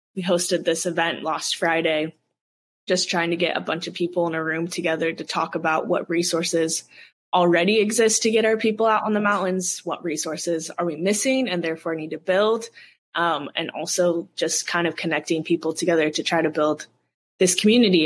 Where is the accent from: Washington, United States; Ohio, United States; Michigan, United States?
Washington, United States; Seattle; I grew up in the Seattle area, mostly north of Seattle